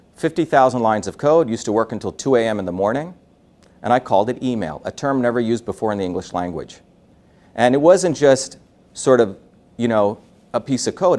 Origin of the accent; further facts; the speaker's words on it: Mumbai, Maharashtra, India; moved away; I was born in India in a city called Bombay. Uh, Bombay, if, if America is a melting pot, Bombay is an industrial furnace. Meaning I grew up with people with all different castes